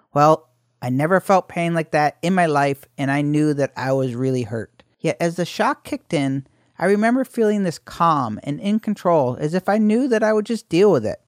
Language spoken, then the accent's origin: English; Syracuse, New York, United States; I was born in Syracuse, New York, November nineteen sixty-nine.